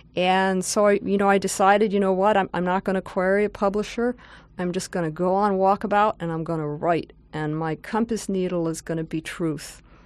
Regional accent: outside New York City, United States; moved away as an adult; now in California, United States; I grew up outside New York City

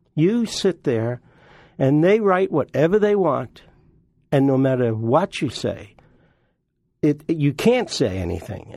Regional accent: New York, United States; we lived right by the, uh, Long Island Sound and, uh, also the Hellgate. My granddad was a great fisherman and we used to go every day to the ocean.

